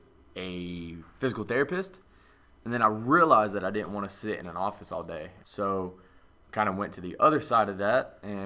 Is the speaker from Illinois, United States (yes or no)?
no; Atlanta, Georgia, United States; just south of Atlanta. Grew up there, my mom, my dad, and my little sister.